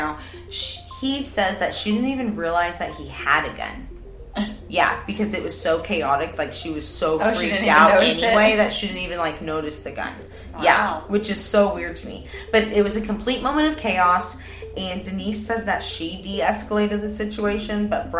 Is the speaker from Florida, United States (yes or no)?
no; Oklahoma, United States; we're from Oklahoma